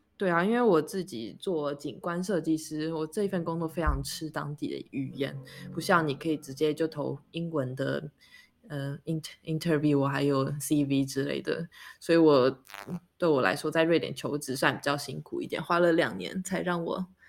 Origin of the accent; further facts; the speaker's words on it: Taiwan; moved away as an adult; now in Sweden; 我们是台湾人，然后嗯。我们的爸妈都还在台湾生活，所以我们的时区都是以台湾为基准